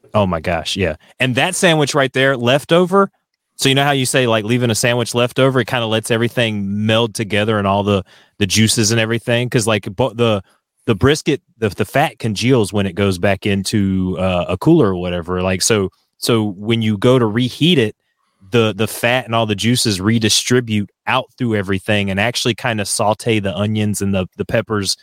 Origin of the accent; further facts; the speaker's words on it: North Carolina, United States; as a Southerner, as someone from North Carolina